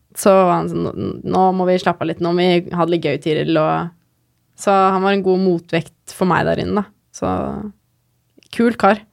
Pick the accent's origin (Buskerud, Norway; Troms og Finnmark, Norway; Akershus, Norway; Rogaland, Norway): Buskerud, Norway; Geilo; jeg er fra Geilo